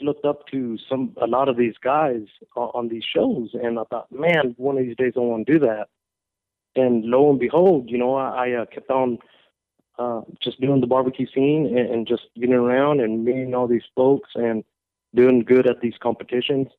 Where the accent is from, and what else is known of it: Texas, United States; born or raised there